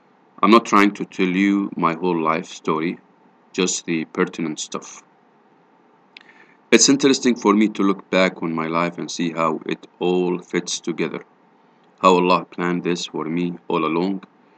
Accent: San Anselmo, California, United States; I was born in San Francisco, California, and raised in a Bay Area suburb. My small town, Anselmo, pop, about 14,000 last I checked, was a mostly white upper middle class Christian community.

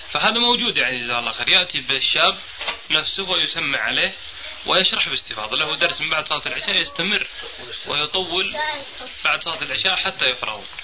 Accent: Buraydah, Al-Qassim, Saudi Arabia; في القصيم عندنا في بريدة

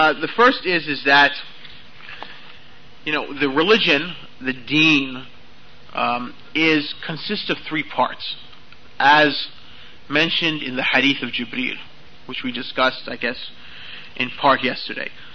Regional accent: United States; accent: American; my American accent

